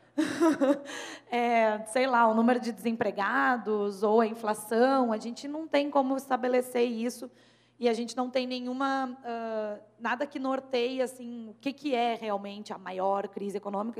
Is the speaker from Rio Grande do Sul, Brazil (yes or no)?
yes; Rio Grande do Sul, Brazil; eu sou gaúcha